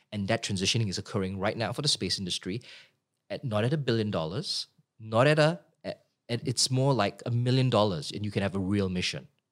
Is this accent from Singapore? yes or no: yes; Singapore; moved away as an adult; now in Sydney, Australia; grew up in Singapore as a kid